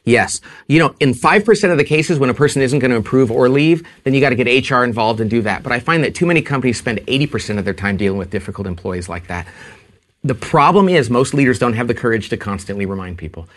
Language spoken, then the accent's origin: English; California, United States; I'm from California